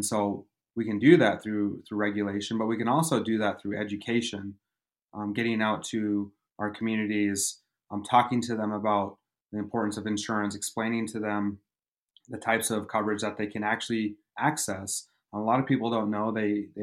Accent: Ronan, Montana, United States; now in Missoula, United States; I grew up in Ronan on the Flathead Reservation

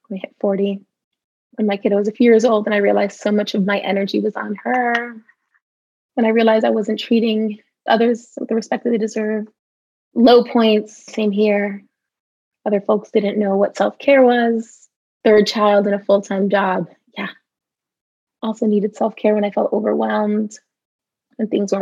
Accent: New York City, New York, United States; I grew up in the Bronx

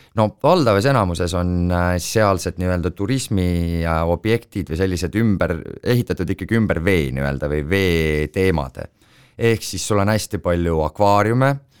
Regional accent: Estonia; ma olen Eestist

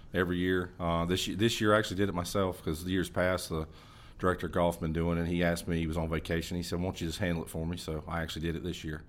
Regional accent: Hendersonville, North Carolina, United States; I grew up in Hendersonville, North Carolina

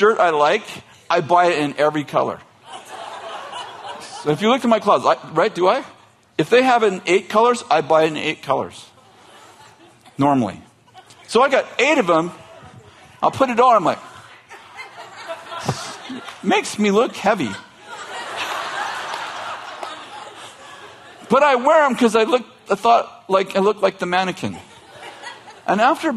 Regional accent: Weaverville, California, United States; I'm from Trinity County. What part? Weaverville

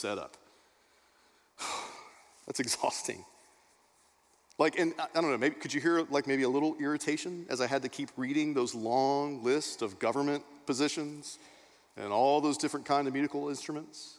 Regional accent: Texas, United States; I grew up in Texas, Beth did not. Growing up in Texas in Sunday school

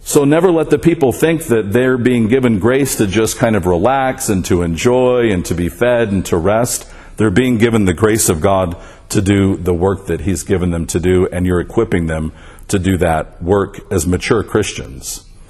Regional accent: Las Vegas, Nevada, United States; I grew up in the Episcopal Church here in Las Vegas

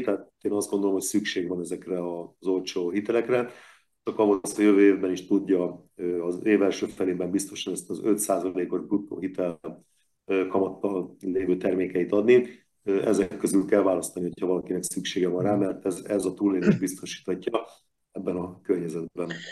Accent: Veszprém, Veszprém County, Hungary

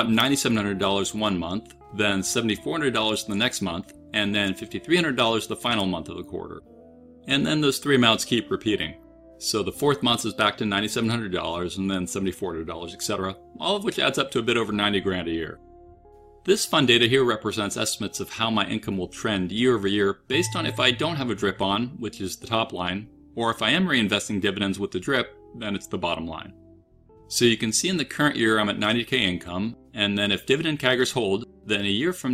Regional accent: United States; I'm an American

